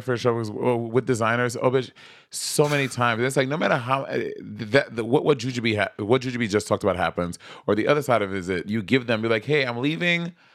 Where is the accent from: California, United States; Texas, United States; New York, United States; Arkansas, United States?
New York, United States; New York City; I'm from Brooklyn